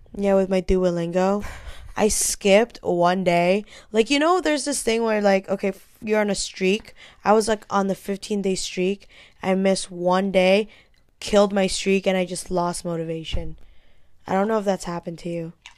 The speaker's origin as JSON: {"language": "English", "country": "Hong Kong", "tie": "born or raised there", "moved": "yes", "said": "I grew up in Hong Kong"}